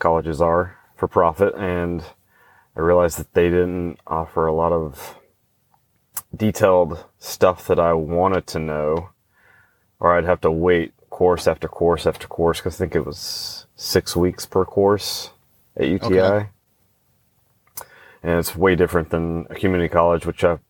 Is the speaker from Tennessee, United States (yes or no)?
no; Dothan, Alabama, United States; moved away as an adult; also born or lived in Sacramento, California / Carmichael, California; now in Florida, United States; I was born and raised in Dothan, Alabama